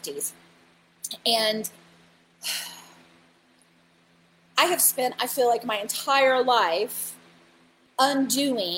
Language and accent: English; Bible Belt, Southern United States, United States; I grew up in the Bible Belt